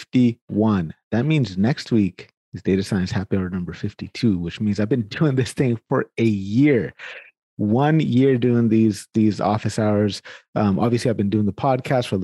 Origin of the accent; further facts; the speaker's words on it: Sacramento, California, United States; now in Canada; I'm actually from Sacramento, California, born and raised in Sacramento. That's my hometown.